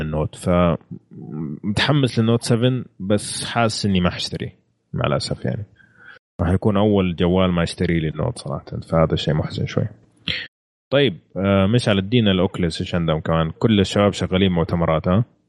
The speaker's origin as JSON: {"language": "Arabic", "country": "Saudi Arabia", "said": "عندنا في السعوديه هنا"}